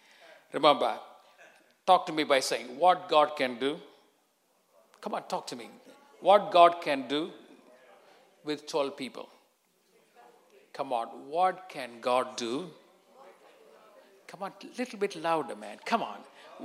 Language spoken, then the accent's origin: English; England, United Kingdom; And I came from England.